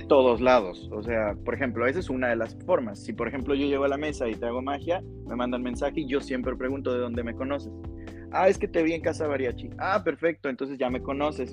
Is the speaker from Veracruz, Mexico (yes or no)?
yes; Veracruz, Mexico; now in Guadalajara, Mexico; soy de Veracruz